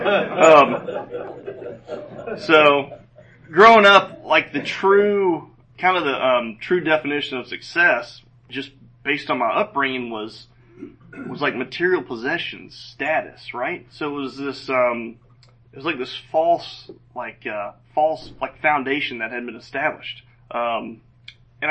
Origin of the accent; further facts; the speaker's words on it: Roswell, Georgia, United States; also born or lived in Gainesville, Georgia; we moved down to Roswell and lived there pretty much my whole, I guess, young adult or adolescent youth part of my life